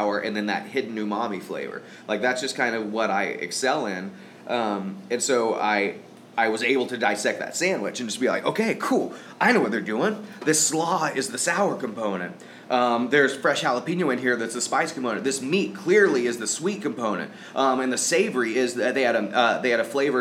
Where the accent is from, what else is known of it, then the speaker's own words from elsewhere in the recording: Tulsa, Oklahoma, United States; we come from Tulsa, where is a lot of the food is gut bomb food